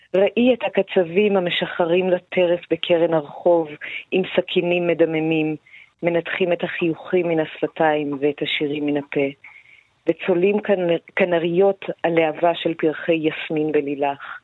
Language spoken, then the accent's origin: Hebrew; Iran; now in Israel; לא פחות כישראלית מאשר כאני האיראנית